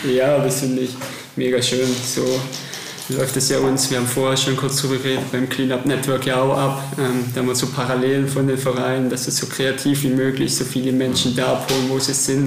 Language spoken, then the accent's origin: German; Germany; uns als Deutsche